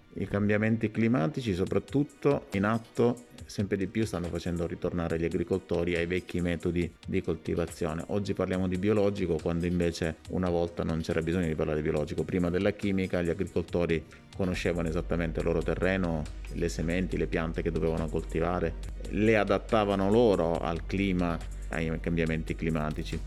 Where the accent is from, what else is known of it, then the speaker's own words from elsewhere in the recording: Sicily, Italy; moved away as an adult; also born or lived in Northern Italy; Nel 96 sono partito dalla Sicilia, come tutti i ragazzi all'età di 19 anni, per cercare fortuna al nord Italia